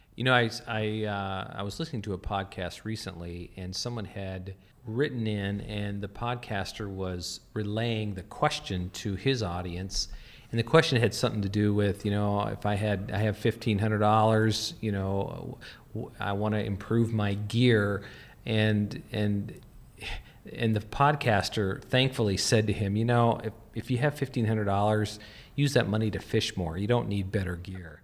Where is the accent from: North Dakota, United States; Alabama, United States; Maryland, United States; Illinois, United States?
North Dakota, United States; moved away; grew up in North Dakota